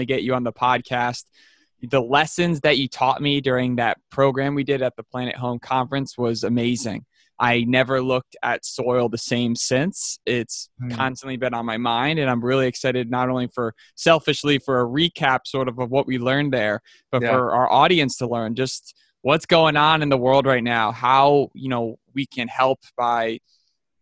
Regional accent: Albany, New York, United States; I'm from Albany.

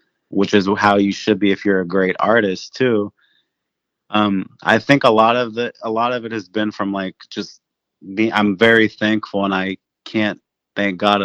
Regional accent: Cincinnati, Ohio, United States; I grew up in Cincinnati, but my family's business was in Newport, Kentucky

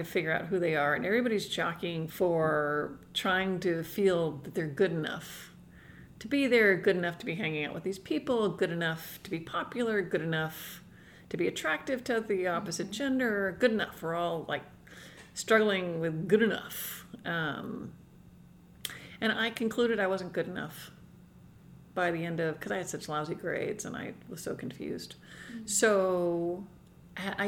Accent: New York, United States; I grew up in New York State

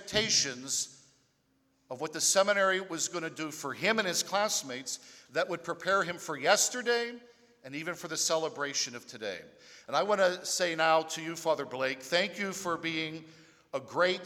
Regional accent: Pittsburgh, Pennsylvania, United States; moved away as an adult; now in Louisiana, United States; I'm from Pittsburgh, the other black and gold city

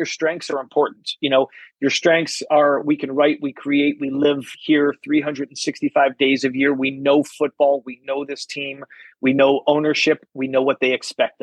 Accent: East Coast, United States; now in Kansas City, United States; I'm from the East Coast.

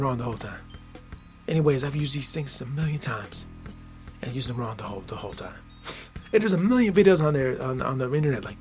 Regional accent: United States; I'm born and raised in America.

